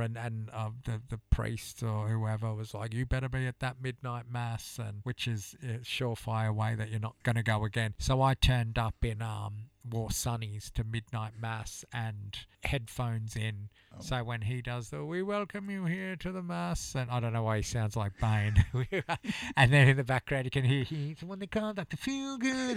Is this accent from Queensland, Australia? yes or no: yes; Gold Coast, Queensland, Australia; growing up on the Gold Coast and having Christmases there